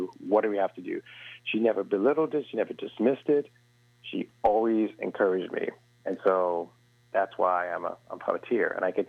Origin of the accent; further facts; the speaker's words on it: New York City, New York, United States; I grew up in Central Harlem, and so I went to school downtown